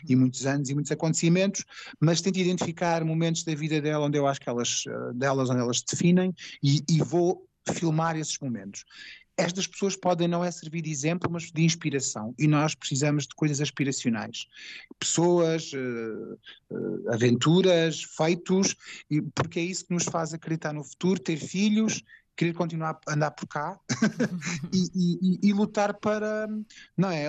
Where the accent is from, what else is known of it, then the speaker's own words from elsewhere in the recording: Alentejo, Portugal; sou alentejano